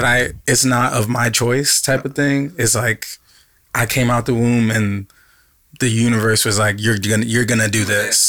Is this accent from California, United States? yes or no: yes; Los Angeles, California, United States; moved away as an adult; also born or lived in Washington State; now in Atlanta, United States; Yeah I lived in Los Angeles pretty much my whole life.